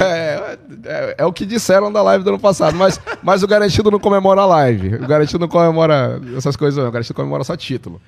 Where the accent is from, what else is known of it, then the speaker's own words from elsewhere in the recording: Parintins, Amazonas, Brazil; tenho muito orgulho de representar minha terra, que é Parintins, Amazonas